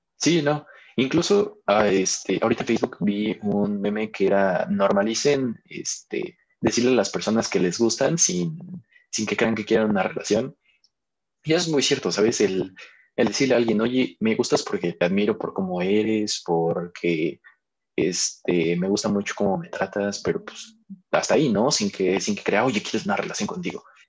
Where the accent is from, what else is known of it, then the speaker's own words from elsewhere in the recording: Mexico; como cultura mexicana